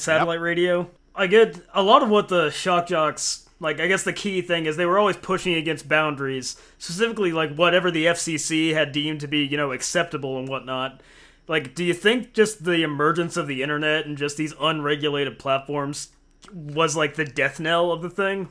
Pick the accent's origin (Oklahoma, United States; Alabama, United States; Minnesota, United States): Oklahoma, United States; Oklahoma City; we're all from Oklahoma City